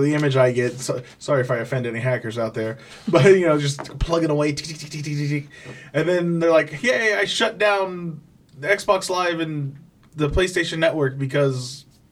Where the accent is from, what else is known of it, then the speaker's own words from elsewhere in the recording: California, United States; moved away; I'm originally from California